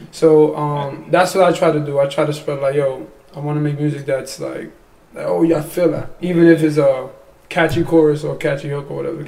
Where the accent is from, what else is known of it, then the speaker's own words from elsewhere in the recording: New York City, New York, United States; I'm from Bushwick